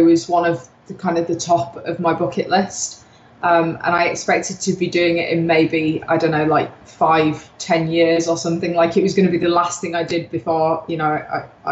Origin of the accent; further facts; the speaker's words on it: Yorkshire and the Humber, United Kingdom; I'm a Yorkshire girl. You know, we're quite tough people anyway.